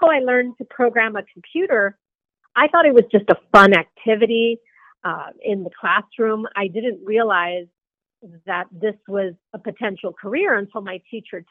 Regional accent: Los Angeles, California, United States; I grew up mainly in the 1980s. My family came to the San Fernando Valley in the 1950s from Mexico.

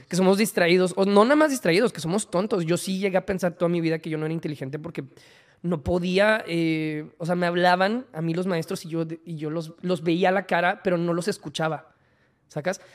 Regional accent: Monterrey, Nuevo León, Mexico; also born or lived in Mexico City

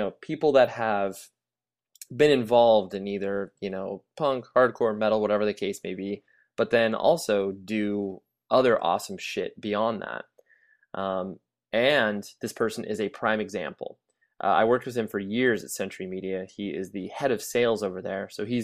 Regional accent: Kalamazoo, Michigan, United States; I came from Kalamazoo, Michigan.

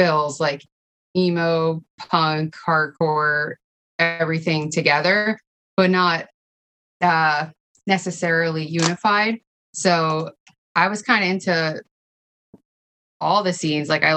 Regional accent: New Jersey, United States; also born or lived in Bergen County, New Jersey; now in New York City, United States; I grew up in Bergen County, and I left there at like 12, and then we moved around a lot growing up, so I think I went to like 4 high schools, and damn, just like a lot of towns in Jersey, mostly north, but all over

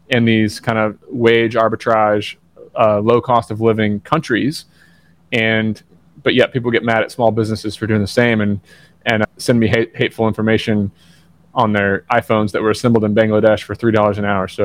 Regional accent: Southern Indiana, United States; now in Athens, United States; I, am from Southern Indiana. I live in Athens, Georgia.

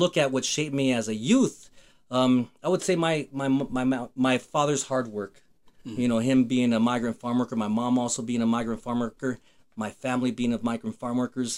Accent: Fort Lupton, Colorado, United States; also born or lived in Denver, Colorado; Grew up in Fort Lupton, Colorado. I was born in Denver, Colorado, lived in Fort Lupton until I was 36

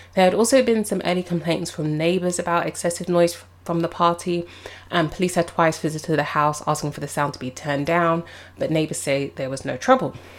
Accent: London, United Kingdom; as a Londoner

